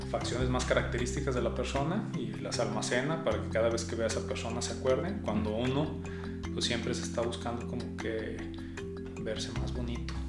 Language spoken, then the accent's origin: Spanish; Guadalajara, Jalisco, Mexico; Nací aquí en Guadalajara. Sí, nací aquí en Guadalajara.